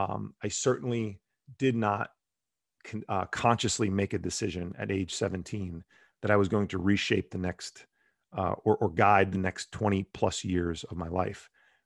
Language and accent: English; New Jersey, United States; So I grew up in Bergen County, New Jersey, which is a suburb of New York City, right outside of Manhattan, 10 or so miles from Manhattan.